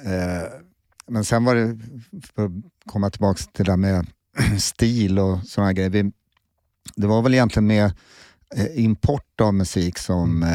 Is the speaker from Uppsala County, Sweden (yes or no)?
no; Solna, Stockholm County, Sweden; now in Sundbyberg, Sweden; jag är uppvuxen i Solna